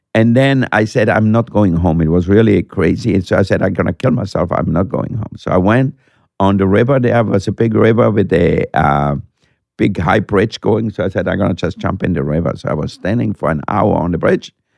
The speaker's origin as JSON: {"language": "English", "country": "Austria", "tie": "born or raised there", "moved": "yes", "said": "when I grew up in Austria"}